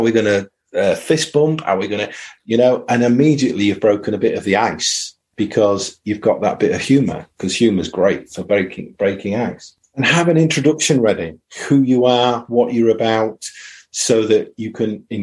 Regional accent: United Kingdom; also born or lived in East Riding of Yorkshire; we're British

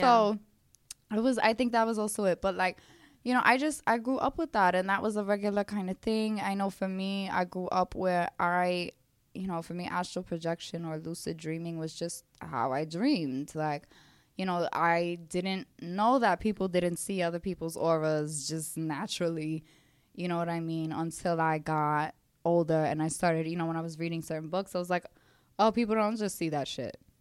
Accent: New York City, New York, United States; accent: Brooklyn; growing up in Brooklyn

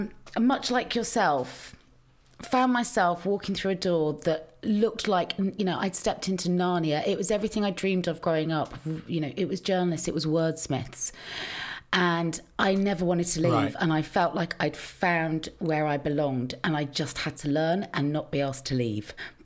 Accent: Cheltenham, South West England, United Kingdom; now in London, United Kingdom; Because when I first arrived in London, you know, I was from the country. So I was like, you know, I'm from Cheltenham in Gloucestershire.

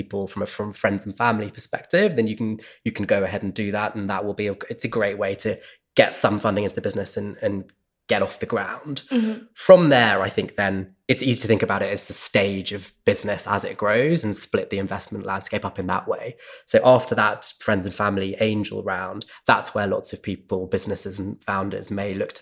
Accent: United Kingdom; also born or lived in Sydney, Australia; I grew up just outside London

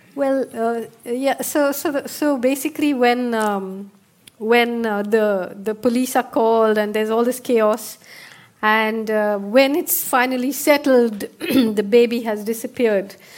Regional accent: India; as an Indian

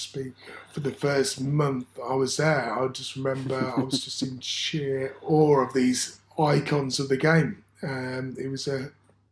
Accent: Leicester, East Midlands, United Kingdom; So I was born in Leicester in 1984.

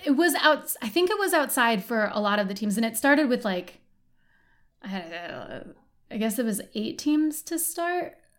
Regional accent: Detroit suburb, Michigan, United States; I used to say I'm from Detroit. I'm not. I'm from a suburb

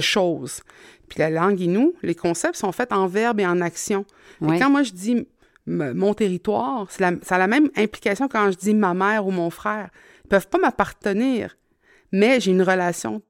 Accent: Mingan, Quebec, Canada; je n'ai que le souvenir de venir de la Côte-Nord. C'était ma maison.

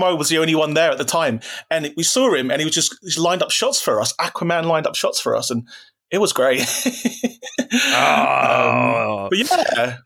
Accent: London, United Kingdom; I'm from South London

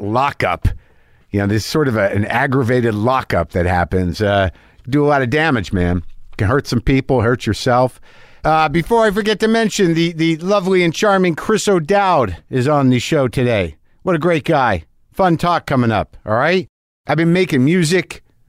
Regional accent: Sudbury, Ontario, Canada; I'm from Canada, specifically a small town called Sudbury.

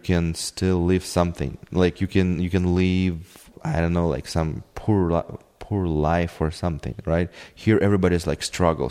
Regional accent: Kyiv, Ukraine; English is a second language; moved away; I'm from Kiev. I was born in Kiev and I grew up in a city.

